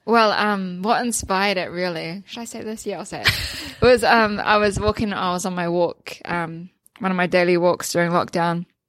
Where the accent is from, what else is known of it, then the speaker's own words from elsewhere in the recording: Waipu, Northland, New Zealand; I grew up in Northland, uh, like I said earlier, in Waipu